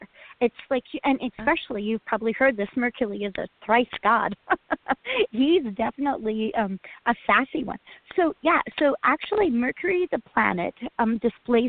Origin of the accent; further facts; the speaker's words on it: Utah, United States; now in Oregon City, United States; with my allowance growing up in Utah